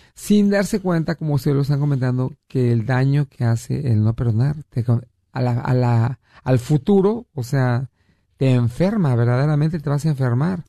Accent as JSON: {"language": "Spanish", "country": "Mexico", "moved": "yes", "said": "yo soy de México y tengo familia en México que tengo mucho tiempo que no veo"}